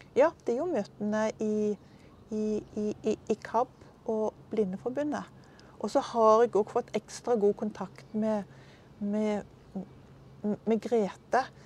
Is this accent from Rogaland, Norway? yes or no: yes; Stavanger, Rogaland, Norway; moved away as an adult; now in Drammen, Norway; jeg er fra Stavanger.